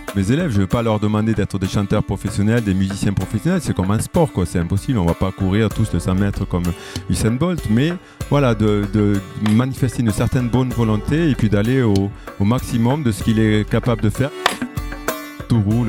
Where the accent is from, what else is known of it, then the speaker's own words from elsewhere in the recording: Villeneuve-sur-Lot, Nouvelle-Aquitaine, France; moved away as an adult; also born or lived in Toulouse / Bordeaux; now in Lyon, France; je viens du sud-ouest, du Lot-et-Garonne, n'est-ce pas Donc euh, à Villeneuve-sur-Lot